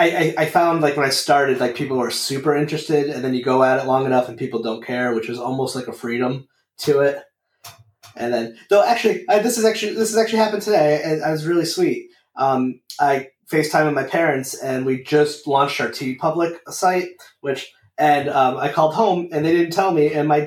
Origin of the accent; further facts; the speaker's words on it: Meriden, Connecticut, United States; now in Rhode Island, United States; So I grew up in Meriden, Connecticut, and he grew up in Bristol, and my family there. So it's like a town over. And then I live in Rhode Island, but I worked in Massachusetts.